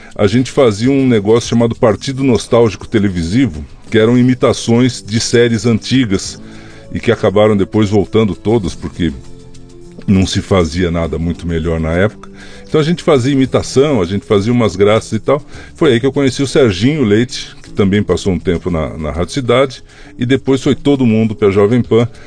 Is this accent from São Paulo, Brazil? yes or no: yes; São Paulo, Brazil; also born or lived in Marília; Eu nasci em Marília, mas só para dourar a minha biografia, porque os meus pais já estavam em São Paulo, eu nasci nas férias, né? Uhum. Então fui lá nascer perto da vovó, mas eu já estava em São Paulo, já morava em São Paulo.